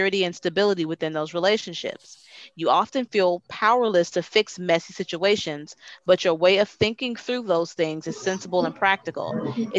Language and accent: English; Torrance, California, United States; I was born in Torrance